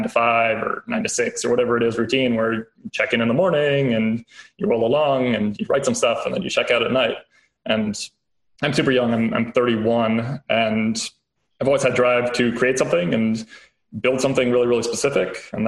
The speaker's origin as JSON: {"language": "English", "town": "Chicago", "region": "Illinois", "country": "United States", "tie": "born there", "lives_now": "California, United States", "said": "I was born in Chicago, went to undergrad back at the University of Chicago, then the South Side, lived in Chicago for a couple of years, worked on a political campaign, moved out to DC"}